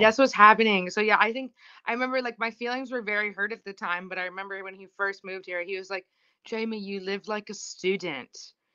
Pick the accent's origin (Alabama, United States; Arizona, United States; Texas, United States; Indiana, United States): Indiana, United States; I grew up in Indiana